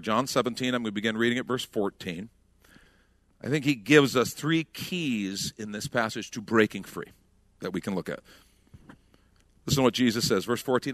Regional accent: United States; as Americans who, honestly, we grew up saying, for God and country

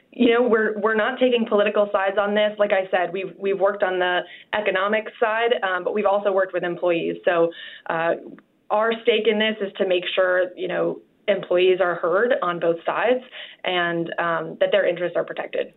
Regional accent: Arlington, Virginia, United States; I'm from Arlington, Virginia.

